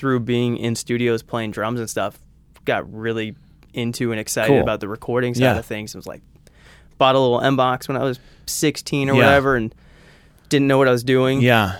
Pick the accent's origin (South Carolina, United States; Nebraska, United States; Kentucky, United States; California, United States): California, United States; Orange County; I'm from Orange County, California.